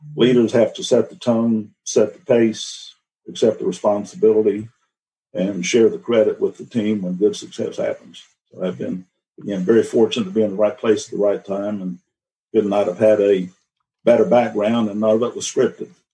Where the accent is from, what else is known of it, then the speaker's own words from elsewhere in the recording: Atlanta, Georgia, United States; also born or lived in Virginia; I was born in Virginia. I grew up in Atlanta.